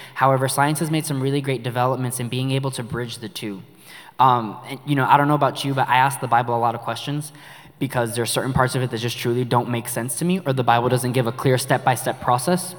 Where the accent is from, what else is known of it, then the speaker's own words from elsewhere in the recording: New York City, New York, United States; accent: New York; moved away; we're from New York if you haven't heard our accent